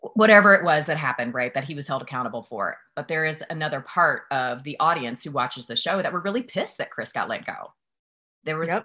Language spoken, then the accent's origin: English; the South, United States; I'm from the South